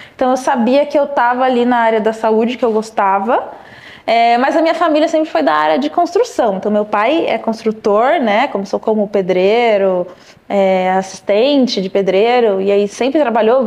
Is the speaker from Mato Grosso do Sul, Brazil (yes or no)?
no; Louveira, São Paulo, Brazil; also born or lived in Vinhedo; now in São Paulo, Brazil; sou do interior de São Paulo, nasci numa cidade chamada Vinhedo, é, cresci em Louveira, são cidades próximas